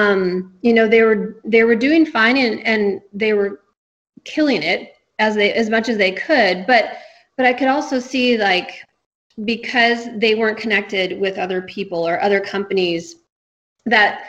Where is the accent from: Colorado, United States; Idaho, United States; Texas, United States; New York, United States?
Idaho, United States; Nampa; also born or lived in Caldwell, Idaho; I grew up in Nampa, so I'm very familiar with Canyon County